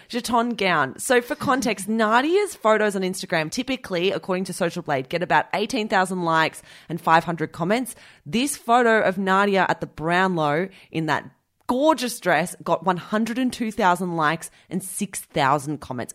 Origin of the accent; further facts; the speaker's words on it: Australia; as an Australian listener